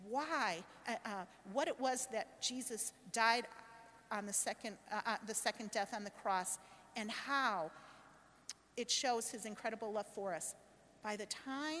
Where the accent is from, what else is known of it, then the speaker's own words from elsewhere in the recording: Chicago, Illinois, United States; My husband and I, Steve, we're from Chicago